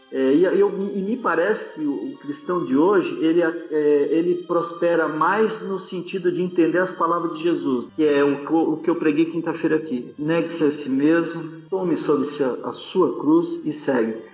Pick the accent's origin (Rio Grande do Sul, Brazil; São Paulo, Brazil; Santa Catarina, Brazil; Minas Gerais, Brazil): Santa Catarina, Brazil; Blumenau; moved away as an adult; eu sou blumenauense, sou natural de Blumenau. É, na verdade, eu morei a vida inteira lá, até meus 26 anos.